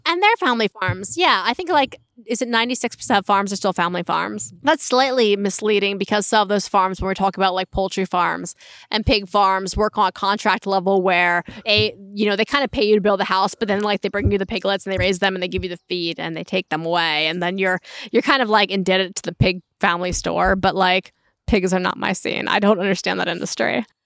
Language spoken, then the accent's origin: English; Berks County, Pennsylvania, United States; growing up in Berks County